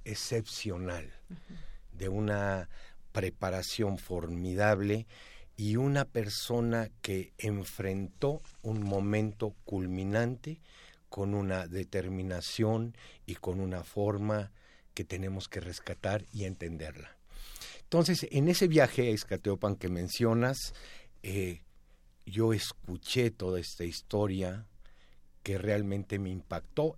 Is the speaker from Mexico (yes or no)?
yes; Mexico; como mexicanos